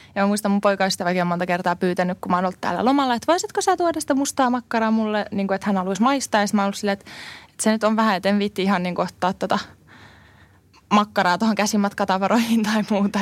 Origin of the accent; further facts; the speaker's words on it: Finland; moved away as an adult; also born or lived in Cyprus; mä oon Suomesta